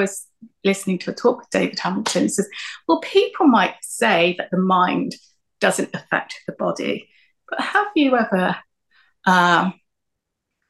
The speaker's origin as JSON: {"language": "English", "country": "Myanmar", "moved": "yes", "said": "because of my Eastern background, because I was from Myanmar."}